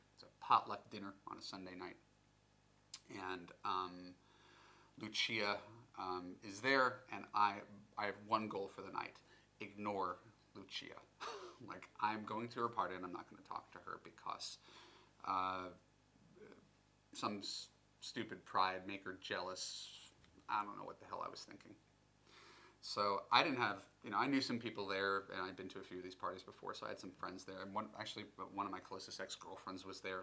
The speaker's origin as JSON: {"language": "English", "country": "United States", "said": "being American"}